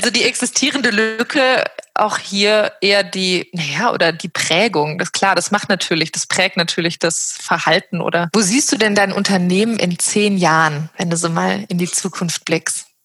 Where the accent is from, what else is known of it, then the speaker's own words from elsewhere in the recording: West Germany, Germany; born there; ich bin in Westdeutschland geboren